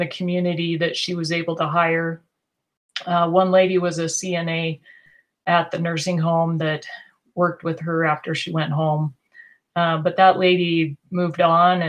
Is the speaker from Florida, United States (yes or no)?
no; Eastern Oregon, United States; I grew up in Eastern Oregon